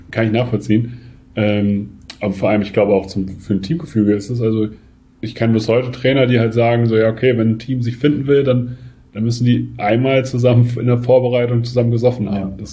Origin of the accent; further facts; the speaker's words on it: Nordstemmen, Lower Saxony, Germany; Also ich komme aus Nordstemmen